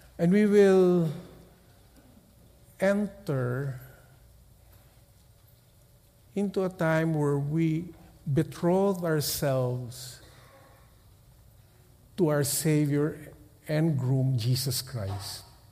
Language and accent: English; Philippines; We come from the Philippines